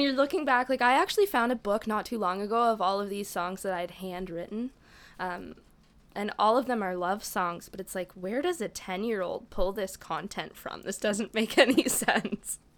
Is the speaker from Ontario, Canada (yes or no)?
yes; Lakefield, Ontario, Canada; born and raised in Peterborough, um, outside of Peterborough, actually, Lakefield